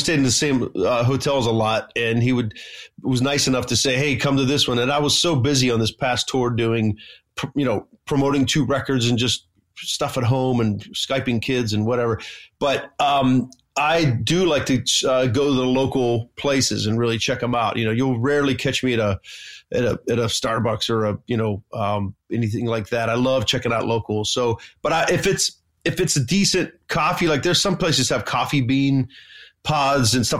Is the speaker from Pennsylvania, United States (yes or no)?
yes; small town outside of Pittsburgh, Pennsylvania, United States; A really small town outside of Pittsburgh, Pennsylvania